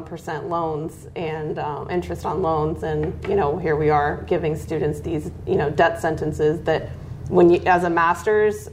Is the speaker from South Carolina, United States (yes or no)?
no; Delmont, Pennsylvania, United States; also born or lived in Arizona; now in Royersford, United States; I grew up in Delmont, Pennsylvania, outside of Monroeville